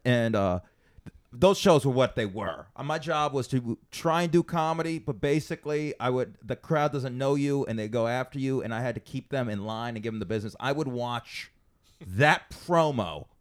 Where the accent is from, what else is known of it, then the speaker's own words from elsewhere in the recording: Las Vegas, Nevada, United States; also born or lived in Pecos; people I grew up with in Vegas